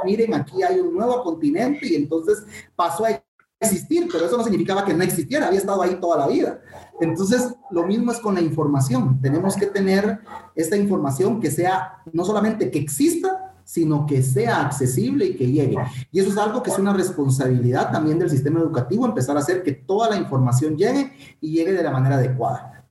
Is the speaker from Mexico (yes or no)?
no; Guatemala; nuestro compatriota …